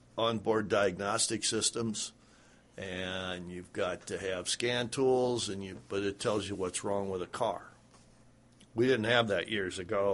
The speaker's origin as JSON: {"language": "English", "region": "Iowa", "country": "United States", "tie": "born or raised there", "said": "I grew up in Iowa"}